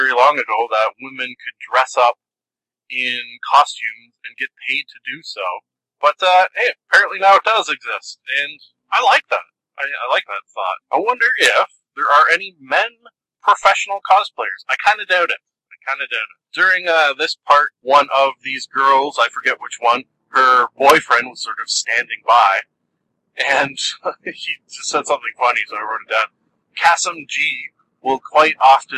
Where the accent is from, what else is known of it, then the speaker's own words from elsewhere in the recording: Canada; I am Canadian